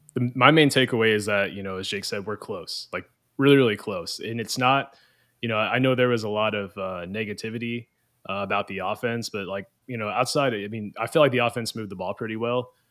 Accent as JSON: {"language": "English", "town": "Louisville", "region": "Kentucky", "country": "United States", "said": "I'm actually from Louisville. I live there currently"}